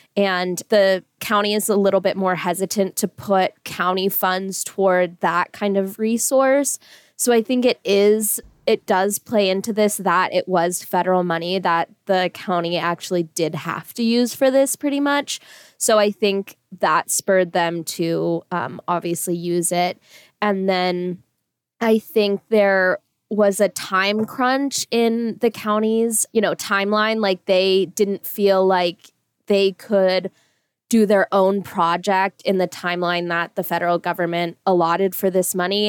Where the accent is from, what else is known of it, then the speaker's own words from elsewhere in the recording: California, United States; now in Boise, United States; I'm from California originally